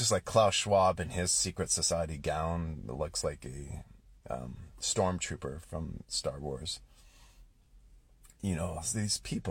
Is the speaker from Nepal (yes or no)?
no; Canada; I'm Canadian